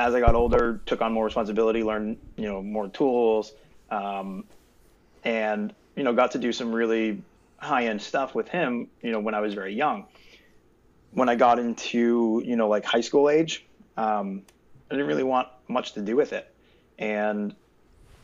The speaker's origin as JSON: {"language": "English", "region": "East Coast", "country": "United States", "also_born_or_lived": "Southern California", "said": "I'm originally from the East Coast"}